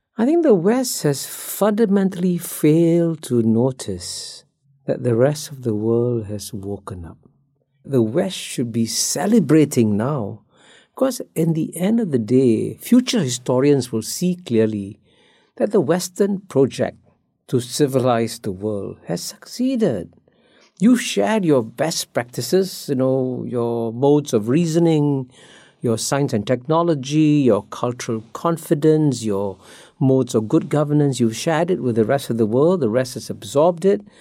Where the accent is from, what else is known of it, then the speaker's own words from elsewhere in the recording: Singapore; I grew up in Singapore as a child when Singapore's per capita income was about the same as Ghana's